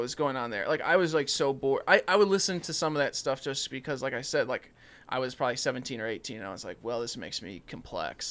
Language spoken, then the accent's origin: English; Illinois, United States; I'm from Illinois